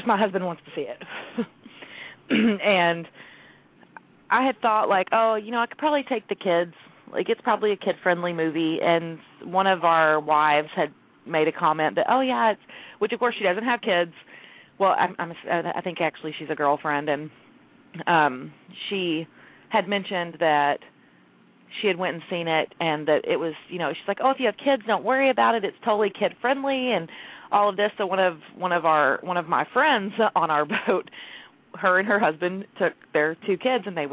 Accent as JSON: {"language": "English", "town": "Jacksonville", "region": "Texas", "country": "United States", "moved": "yes", "said": "I'm from Jacksonville, and you tell people you're from Texas, and they say where, and you say Jacksonville, and they're like, oh, Florida, and I'm like, no, Texas"}